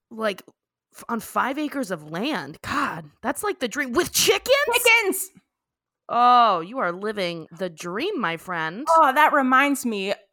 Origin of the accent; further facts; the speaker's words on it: Texas, United States; I'm from Texas, from this podunk ass little town in the middle of nowhere, and I live between two cotton fields on like five acres of land.